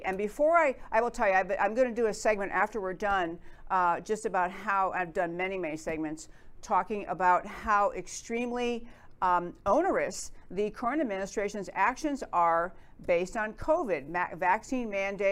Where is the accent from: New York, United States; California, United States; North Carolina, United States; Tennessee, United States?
New York, United States; I grew up in New York